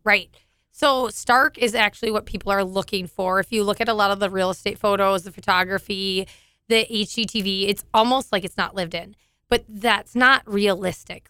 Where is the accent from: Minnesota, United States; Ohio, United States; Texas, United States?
Minnesota, United States; southeast of Alexandria; I grew up on a dairy farm in southern, or, like, sou-, southeast of Alexandria